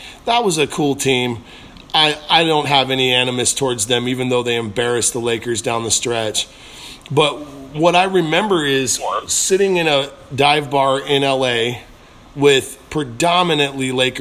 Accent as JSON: {"language": "English", "town": "St. Louis", "region": "Missouri", "country": "United States", "tie": "born or raised there", "also_born_or_lived": "Portland, Oregon", "moved": "as an adult", "lives_now": "Los Angeles, United States", "said": "I was born in Portland. I moved to St. Louis, Missouri when I was 10. And then I moved to Los Angeles as a grown-up. And I've been in each city for over 10 years apiece"}